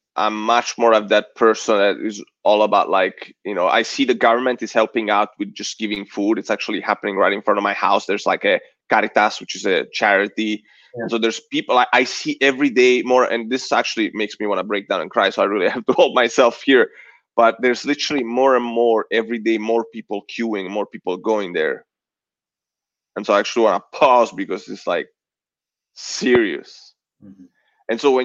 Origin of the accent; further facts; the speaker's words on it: United States; And I was thinking Italy only, and I'm like, I'm American too.